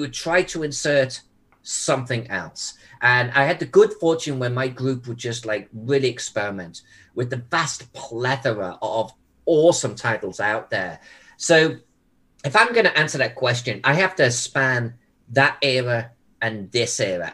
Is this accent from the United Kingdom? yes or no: yes; England, United Kingdom; moved away as an adult; also born or lived in Louisiana; now in United States; I came from England back in the blue